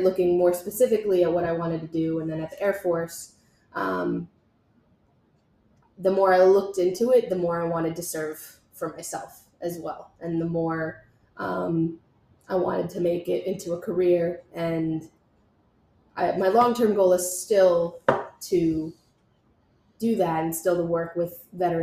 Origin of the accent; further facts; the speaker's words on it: Montville, New Jersey, United States; I grew up in Montville, New Jersey, which is just about 25 minutes outside of Manhattan, New York